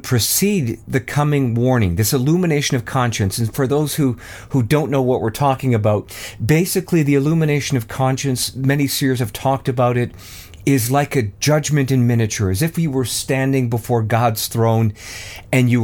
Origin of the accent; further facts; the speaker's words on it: Canada; I'm Canadian, eh?